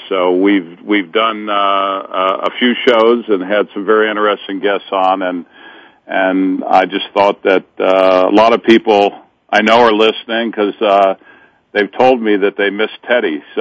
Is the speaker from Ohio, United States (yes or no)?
yes; Cincinnati, Ohio, United States; also born or lived in Hollywood / New York; I grew up in in the Midwest in Cincinnati, and I spent a lot of years in Hollywood and New York, and and I actually was very. It was important to me to come back to Cincinnati and raise my children uh, when they were born here